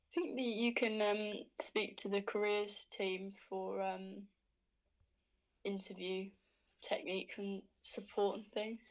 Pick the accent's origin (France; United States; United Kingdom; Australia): United Kingdom; Hertfordshire, East of England; I'm from Hertfordshire